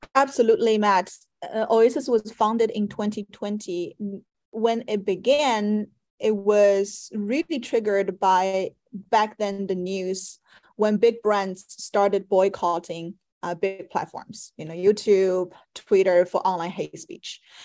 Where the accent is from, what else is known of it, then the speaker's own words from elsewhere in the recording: Shanghai, China; moved away as an adult; also born or lived in Paris, France; now in United States; growing up in Shanghai, a very metropolitan and uh, competitive city